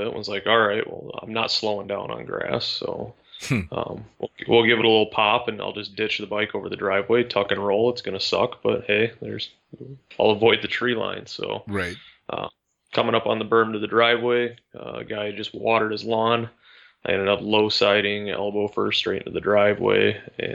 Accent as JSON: {"language": "English", "region": "Michigan", "country": "United States", "tie": "born or raised there", "said": "up near my hometown, a little bit north in Michigan"}